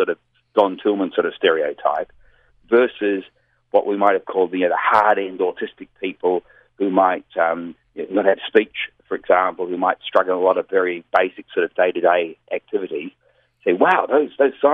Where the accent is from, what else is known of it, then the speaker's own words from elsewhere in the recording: Melbourne, Victoria, Australia; also born or lived in New Zealand; Melbourne, Australia, which is my hometown